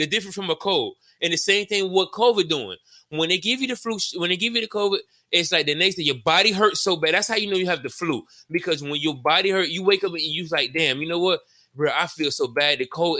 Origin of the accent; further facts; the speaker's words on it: Miami, Florida, United States; I was born here in Miami.